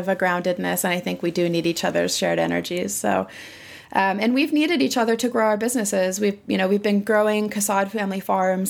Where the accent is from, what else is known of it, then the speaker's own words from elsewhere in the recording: Occidental, California, United States; I grew up in Western Sonoma County, which is in Northern California, in a little town called Occidental